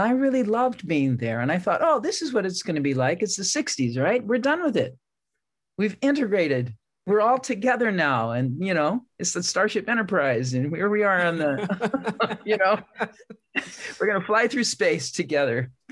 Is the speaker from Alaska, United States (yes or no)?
no; San Francisco, California, United States; I grew up in San Francisco